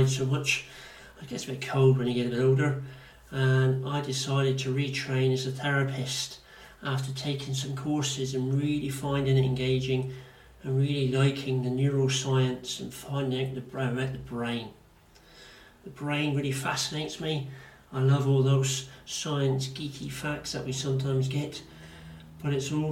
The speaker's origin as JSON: {"language": "English", "town": "Plymouth", "region": "South West England", "country": "United Kingdom", "accent": "Devonshire accent / Janner", "said": "they can hear the Devonshire accent or the Janner in me. That's what it's called. So I'm quite proud of my accent."}